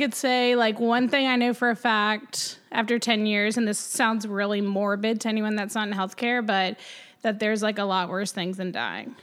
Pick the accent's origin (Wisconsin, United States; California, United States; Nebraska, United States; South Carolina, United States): South Carolina, United States; Greenville; also born or lived in Clemson, South Carolina; now in Charleston, United States; I am a South Carolina born and bred. I was born in Greenville